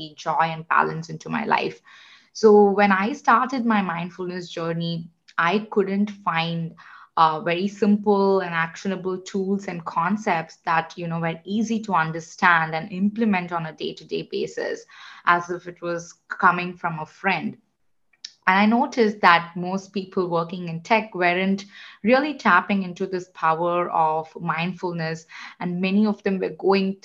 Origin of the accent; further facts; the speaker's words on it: India; moved away; I am originally from India. I grew up in a family of engineers